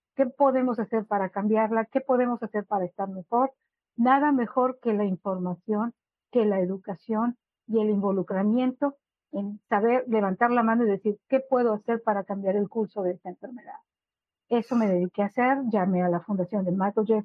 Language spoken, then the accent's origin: Spanish; Monterrey, Nuevo León, Mexico; now in Peoria, United States; soy originaria de Monterrey, Nuevo León, México a mi familia y yo ah, radicamos en Estados Unidos desde hace más de 20 años